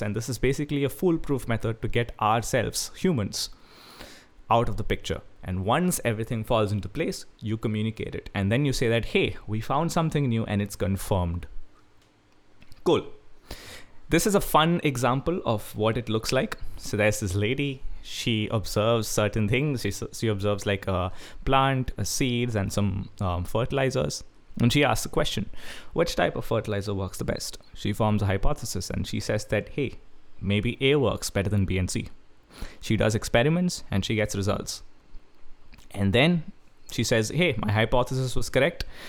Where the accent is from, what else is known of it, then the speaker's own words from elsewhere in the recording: Kerala, India; I'm a guy from Kerala